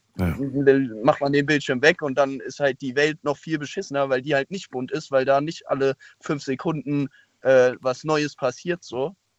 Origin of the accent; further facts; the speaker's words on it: near the Loreley, by Koblenz, Rhineland-Palatinate, Germany; da komme ich her